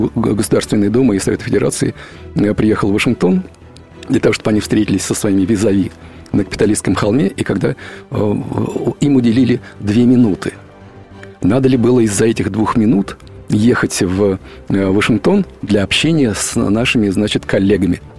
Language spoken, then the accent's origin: Russian; Russia; Я, как человек из России, много раз, раз преподававший в Америке